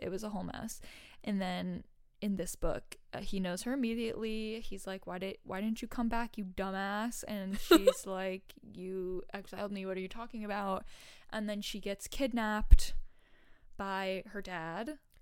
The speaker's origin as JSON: {"language": "English", "region": "Massachusetts", "country": "United States", "tie": "born or raised there", "said": "I grew up in Massachusetts"}